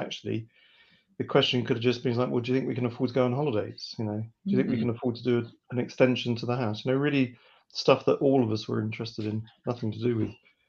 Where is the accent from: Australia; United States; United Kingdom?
United Kingdom; London; London born and bred